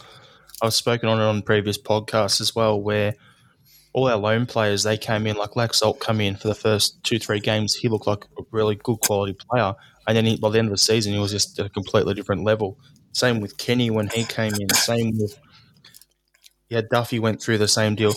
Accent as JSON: {"language": "English", "country": "Australia", "said": "as an Australian"}